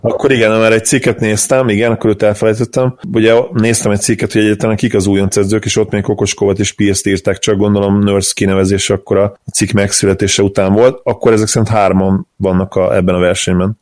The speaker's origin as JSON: {"language": "Hungarian", "country": "Hungary"}